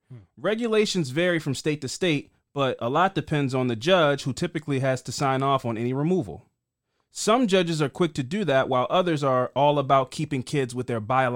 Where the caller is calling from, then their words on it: Louisville, Kentucky, United States; I'm writing from Louisville, and thank you for talking about Breonna Taylor.